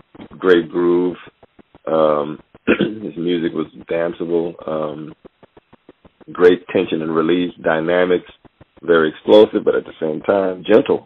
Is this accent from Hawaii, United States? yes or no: no; Louisiana, United States; also born or lived in Monroe, Louisiana / Opelousas, Louisiana; I was born in Monroe, Louisiana. I think my father and mother moved to Opelousas, Louisiana